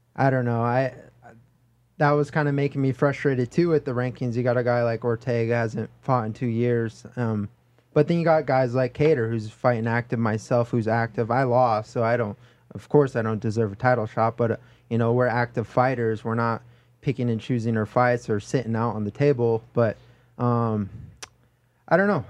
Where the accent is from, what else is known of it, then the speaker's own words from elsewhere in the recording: Oahu, North Shore, Hawaii, United States; moved away as an adult; now in Las Vegas, United States; I'm from Hawaii, Oahu, North Shore, Hollywood, Hawaii.